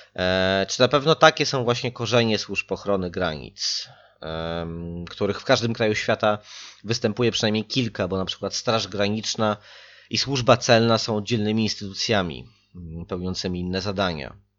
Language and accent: Polish; outskirts of Warsaw, Masovian Voivodeship, Poland; Ja sam pochodzę z tego przedpola Warszawy, w sensie nie z Radzymina, ale z takiej wioski jeszcze w obrębie miasta